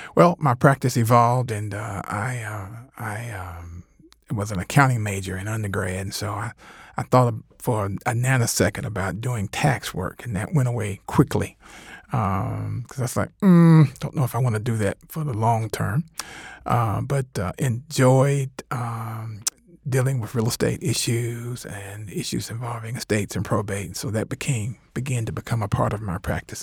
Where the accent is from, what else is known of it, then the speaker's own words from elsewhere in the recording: Covington, Georgia, United States; also born or lived in Atlanta; I grew up in Covington, but vowed I never wanted to go back there to practice